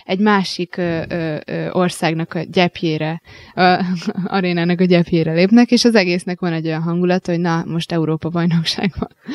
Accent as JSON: {"language": "Hungarian", "country": "Hungary", "said": "itt vagyunk magyarok"}